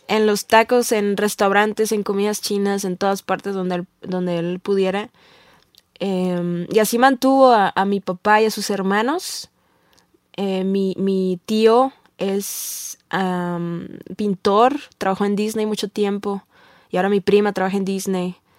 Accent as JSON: {"language": "Spanish", "town": "Tijuana", "region": "Baja California", "country": "Mexico", "tie": "born or raised there", "moved": "as an adult", "lives_now": "Mexico City, Mexico", "said": "yo vengo de una ciudad pueblo, ciudad eh, medio gabacha, medio mexicana, que es Tijuana"}